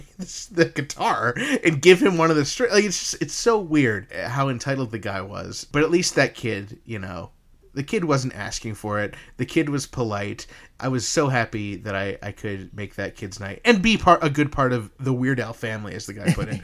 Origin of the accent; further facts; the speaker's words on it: upstate New York, United States; I'm from, you know, upstate New York, but I came from New Jersey